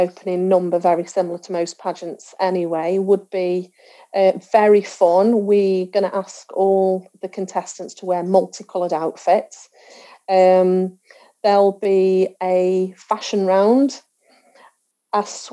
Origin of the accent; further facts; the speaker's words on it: Stoke-on-Trent, West Midlands, United Kingdom; I'm from Stoke-on-Trent